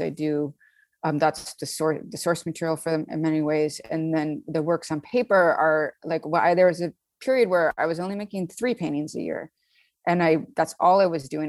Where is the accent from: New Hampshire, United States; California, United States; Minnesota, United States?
Minnesota, United States; Saint Paul; moved away as an adult; now in Brooklyn, New York, United States; I'm from Saint Paul, and there's pretty good, when I, in the eighties, pretty good education system there. I went to a great public school